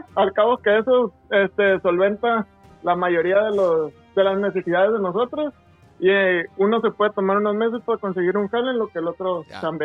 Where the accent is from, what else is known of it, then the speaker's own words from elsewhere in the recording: Guasave, Sinaloa, Mexico; moved away as an adult; now in Culiacán, Mexico; Yo soy de, de Guasave, yo estoy aquí y me vine a trabajar acá